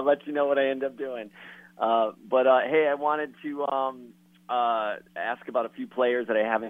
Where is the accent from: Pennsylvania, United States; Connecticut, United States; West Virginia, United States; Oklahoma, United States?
Connecticut, United States; Waterbury; now in California, United States; I grew up in Waterbury, Connecticut.